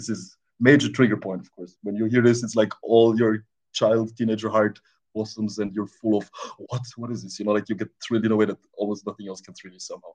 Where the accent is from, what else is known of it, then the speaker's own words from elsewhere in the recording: Austria; also born or lived in Romania; I moved to Austria when I was a little kid. So yeah, basically that. I grew up pretty much all my life in Austria